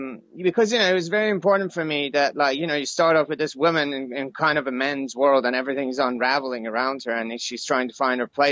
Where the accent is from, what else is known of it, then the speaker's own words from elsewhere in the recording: Iran; I was born in Iran, in the 80s, right in the middle of the Iran-Iraq War.